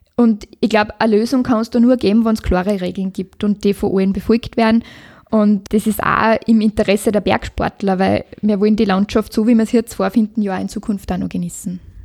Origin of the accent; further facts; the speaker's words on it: Liezen District, Styria, Austria; meine Heimat, der Bezirk Lierzen